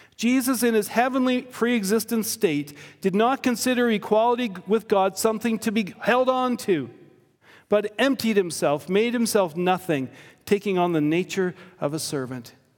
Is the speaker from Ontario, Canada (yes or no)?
no; Victoria, British Columbia, Canada; I grew up on Vancouver Island in an immigrant community.